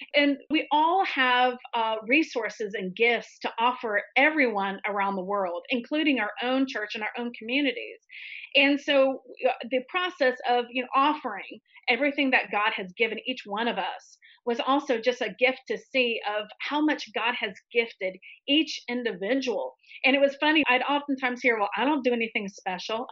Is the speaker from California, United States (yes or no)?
no; Tallahassee, Florida, United States; now in New York City, United States; I'm from Tallahassee, Florida, born and raised